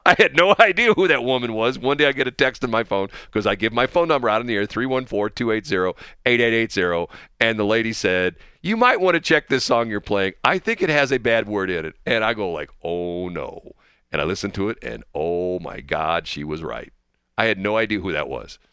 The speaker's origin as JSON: {"language": "English", "region": "Missouri", "country": "United States", "tie": "born or raised there", "said": "I grew up in Missouri"}